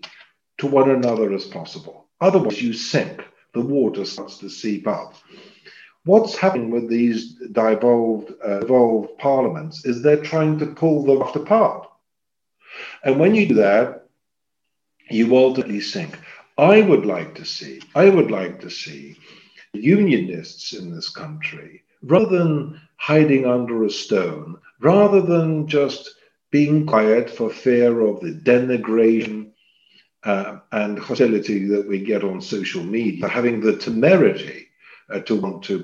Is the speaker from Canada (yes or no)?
no; Poland; also born or lived in Shrewsbury; now in United Kingdom; somebody who's from Poland.